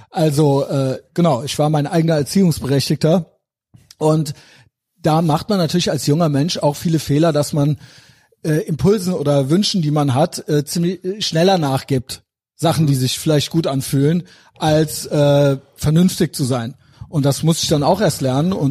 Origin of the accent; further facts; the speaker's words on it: Cologne, North Rhine-Westphalia, Germany; bin der Kölsche Andrew Tate.